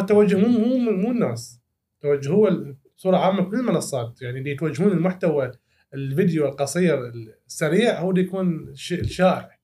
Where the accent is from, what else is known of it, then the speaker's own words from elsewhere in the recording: Iraq; also born or lived in Syria; إحنا يعني كعراقيين